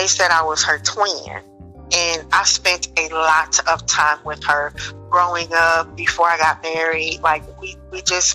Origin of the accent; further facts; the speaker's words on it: Dayton, Ohio, United States; now in Cary, United States; I'm originally from Dayton, Ohio, which is the land of funk, the gem city